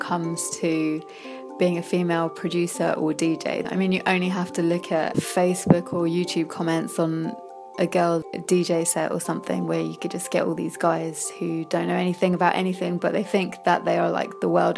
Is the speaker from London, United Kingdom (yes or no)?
yes; London, United Kingdom; I'm a Londoner born and bred